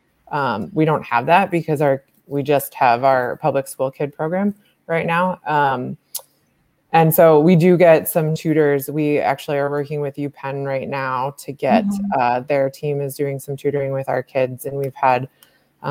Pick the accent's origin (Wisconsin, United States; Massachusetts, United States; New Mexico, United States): Massachusetts, United States; moved away as an adult; now in Philadelphia, United States; I grew up in Massachusetts